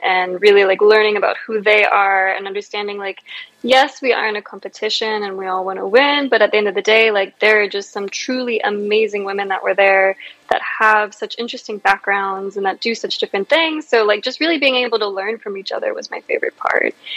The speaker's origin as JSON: {"language": "English", "region": "Virginia", "country": "United States", "tie": "born or raised there", "said": "I was born here, um, and so I've been here my whole life"}